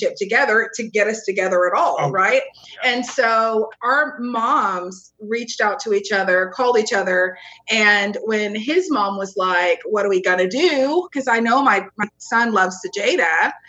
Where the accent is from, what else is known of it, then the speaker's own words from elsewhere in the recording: East Texas, United States; now in Fort Worth, United States; I'm from East Texas